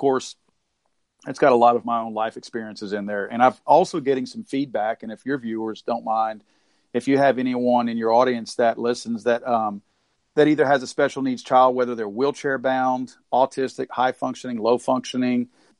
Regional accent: the South, United States; I was born and raised in the South

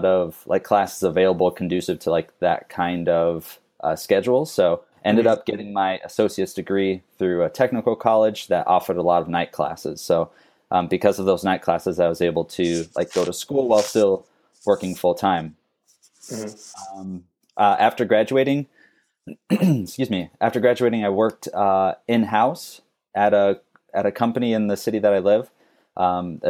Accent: Phoenix, Arizona, United States; moved away as an adult; also born or lived in Wisconsin / Minnesota; now in Savannah, United States; My parents moved to Phoenix, Arizona when I was 4, and I grew up there. I was raised there, lived there until high school

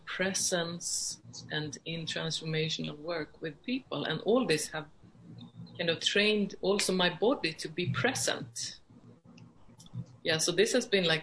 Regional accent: right outside Stockholm, Stockholm County, Sweden; also born or lived in Iceland; I grew up right outside Stockholm, so I'm Swedish

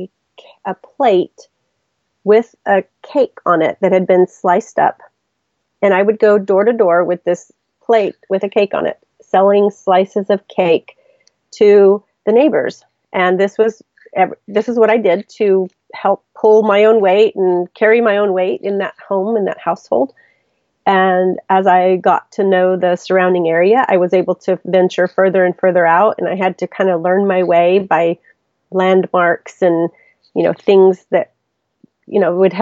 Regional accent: Mexico; now in United States; I was born in Mexico, I have a Mexican birth certificate. I say I'm more Mexican than most Mexicans I know

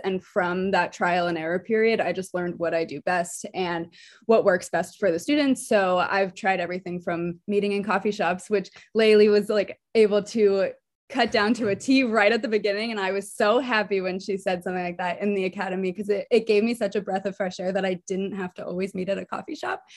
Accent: New Jersey, United States; now in Philadelphia, United States; I am originally from New Jersey, living in Philadelphia right now

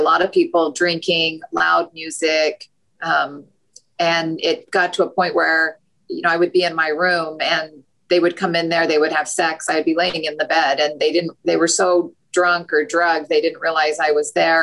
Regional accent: Utah, United States; I grew up in Utah.

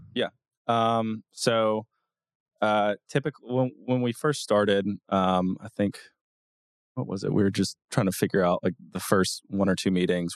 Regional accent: Auburn, Alabama, United States; now in Nashville, United States; I grew up in Auburn, Alabama.

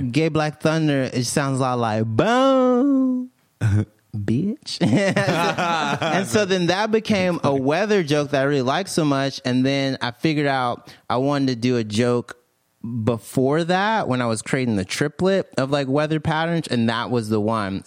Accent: Mississippi, United States; moved away as an adult; also born or lived in Alabama / Tampa; now in New York, United States; I'm from Mississippi originally.

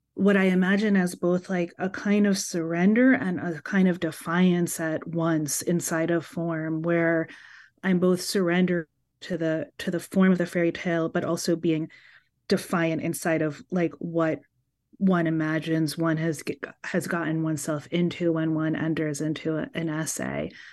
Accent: New York City, New York, United States; As a child growing up in Brooklyn

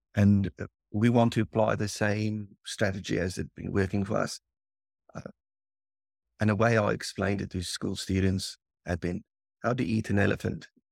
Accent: South Africa; the area where we grew up in South Africa

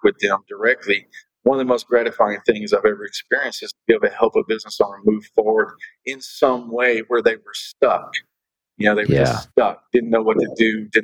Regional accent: Oklahoma, United States; I grew up in Oklahoma, so we were next to the Dallas Cowboys

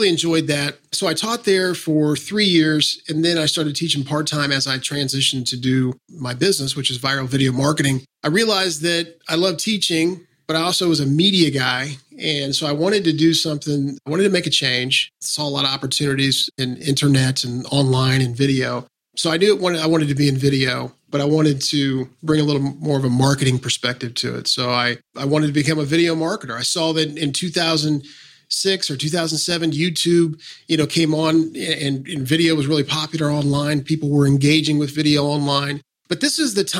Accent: Kansas City, Missouri, United States; I grew up in Kansas City, South Kansas City. I'm a Northlander now

